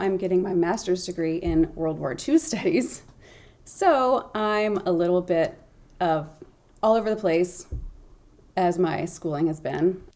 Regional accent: Memphis, Tennessee, United States; moved away; I'm from Memphis, Tennessee. That's where I grew up

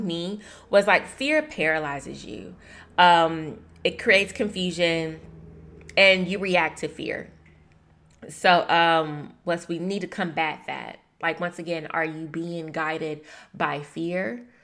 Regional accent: Shreveport, Louisiana, United States; moved away; my hometown, Shreveport, Louisiana

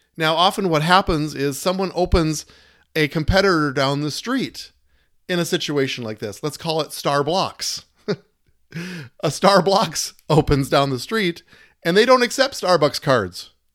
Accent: United States; as American citizens

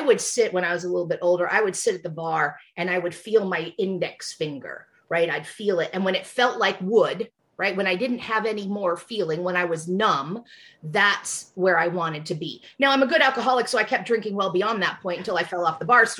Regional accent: Fowler, California, United States; first language English; also born or lived in Fresno, California; I was born in Fresno, California, in California's Central Valley, so the breadbasket of the nation. My parents were Jewish, and we had a hog farm. We had hogs and raisins. And so I grew up very far out in the country, outside of a little town called Fowler

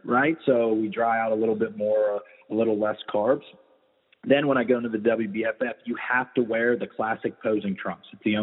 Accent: Weirton, West Virginia, United States; also born or lived in Vero Beach, Florida; now in Tampa, United States; I'm from Weirton, West Virginia.

